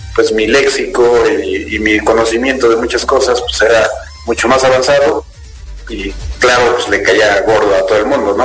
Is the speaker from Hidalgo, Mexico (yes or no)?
no; Querétaro, Mexico; soy efectivamente mexicano, nacido en, la ciudad de Querétaro